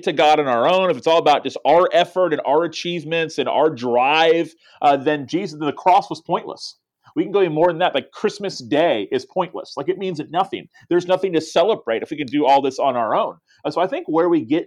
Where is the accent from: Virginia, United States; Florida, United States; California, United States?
Florida, United States; Tallahassee; I wanted to start a church in my hometown that would reach my friends. And we started a church 15 years ago and have seen incredible things happen since then in the capital city of Florida where I live